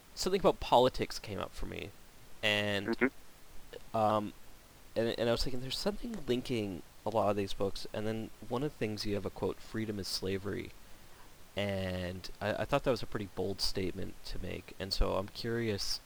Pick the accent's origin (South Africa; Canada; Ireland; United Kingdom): Canada; being Canadian